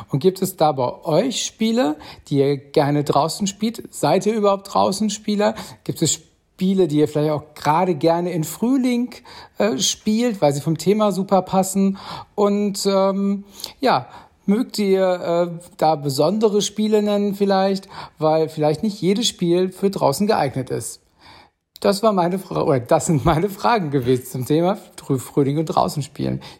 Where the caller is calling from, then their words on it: Berlin, Germany; Hallo liebe Bretterwisser, hier ist wieder … aus Berlin und bei uns in Berlin waren heute Temperaturen über 20 Grad.